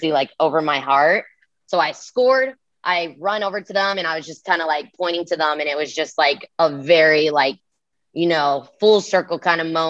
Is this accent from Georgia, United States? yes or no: no; Rancho Cucamonga, California, United States; moved away as an adult; now in Kansas City, United States; my hometown in freaking California